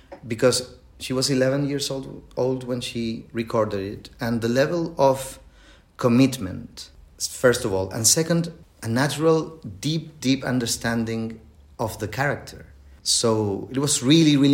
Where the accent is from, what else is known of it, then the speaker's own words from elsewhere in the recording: Chile; English is a second language; I am from Chile and English is not my native language, as you can hear.